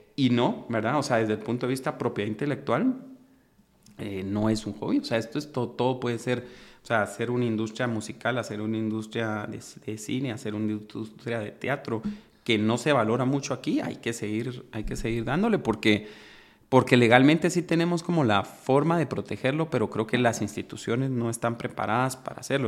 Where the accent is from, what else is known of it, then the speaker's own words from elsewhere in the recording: Guatemala; los que somos guatemaltecos